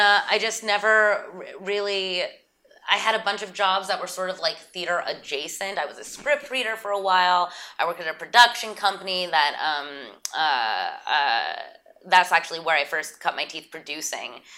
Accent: Santa Barbara, California, United States; also born or lived in New York; now in Los Angeles, United States; Audrey and I grew up in Santa Barbara

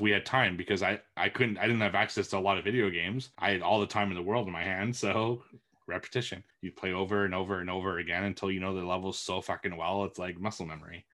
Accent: Montreal, Quebec, Canada; moved away; my hometown's Montreal, which is only two hours away from me

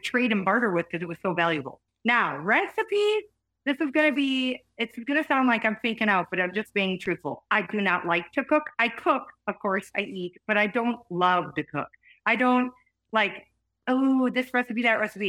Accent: Wisconsin, United States; moved away; I grew up whitetail hunting in Wisconsin

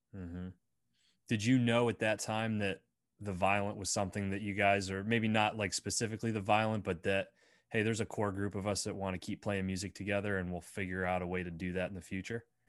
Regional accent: Bradford, Pennsylvania, United States; growing up in Bradford, P

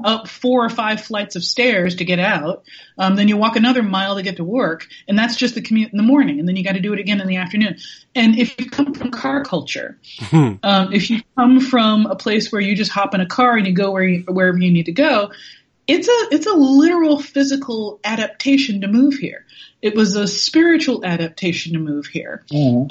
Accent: New York, United States; I am a New Yorker

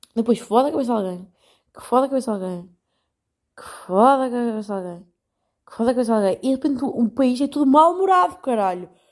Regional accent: Portugal; moved away as an adult; now in Netherlands; eu sou portuguesa

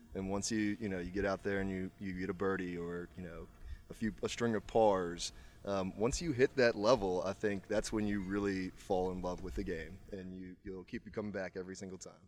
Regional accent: Charlottesville, Virginia, United States; now in Richmond, United States; I'm from Charlottesville, Virginia, and I now live in Richmond.

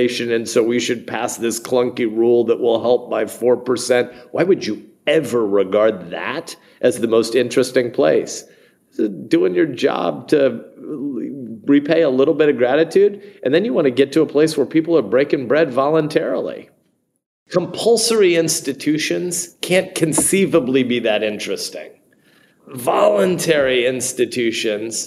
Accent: Nebraska, United States; I'm a senator, I'm a football addict, I'm a Nebraskan, I'm an American

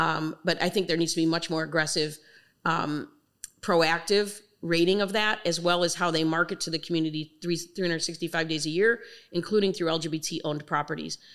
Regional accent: Chicago, Illinois, United States; I'm born and raised in Chicago

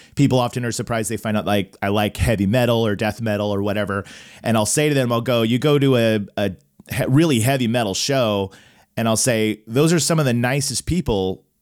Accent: Tulsa, Oklahoma, United States; I grew up in Tulsa, Oklahoma

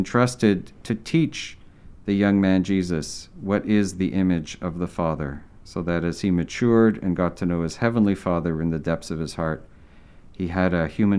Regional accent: Southern Quebec, Canada; moved away as an adult; now in Ontario, Canada; I'm from Southern Quebec

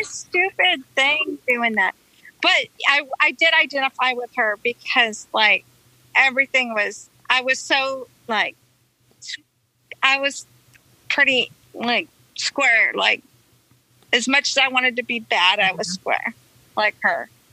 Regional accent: La Mirada, California, United States; also born or lived in Tennessee; I grew up on um, Cartella between Santa Gertrudis and Alicante

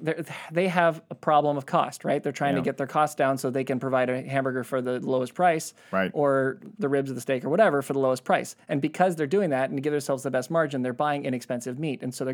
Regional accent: Australia; I'm an Aussie.

